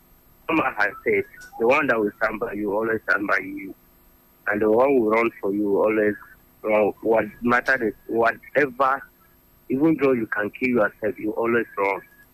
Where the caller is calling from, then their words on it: Gudu, Federal Capital Territory, Nigeria; I'm calling from Gudu.